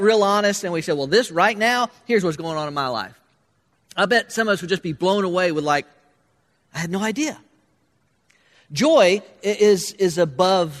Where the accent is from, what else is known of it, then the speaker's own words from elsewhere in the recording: Florida, United States; moved away; growing up in Florida, where we had no snow